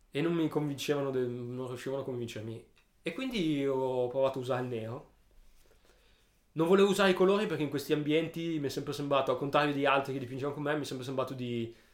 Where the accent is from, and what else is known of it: Alessandria, Piedmont, Italy